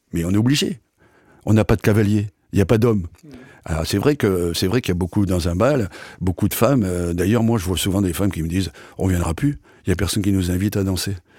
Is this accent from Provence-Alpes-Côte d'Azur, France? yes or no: no; Rue, Hauts-de-France, France; moved away; also born or lived in Menton; Je suis né à Rue